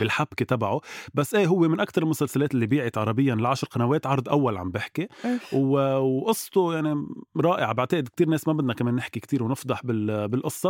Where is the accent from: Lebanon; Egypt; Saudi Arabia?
Lebanon; نحن كلبنانية